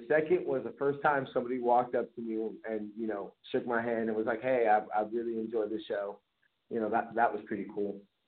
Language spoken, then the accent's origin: English; Bay Area, California, United States; I grew up in the Bay Area. So, I mean, my family's not from here.